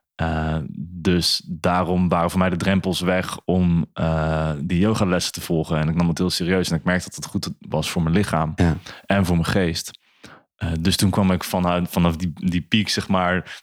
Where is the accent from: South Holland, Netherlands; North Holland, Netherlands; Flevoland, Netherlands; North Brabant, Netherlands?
Flevoland, Netherlands; Emmeloord; moved away as an adult; now in Zwolle, Netherlands; ik ben opgegroeid in Emmeloord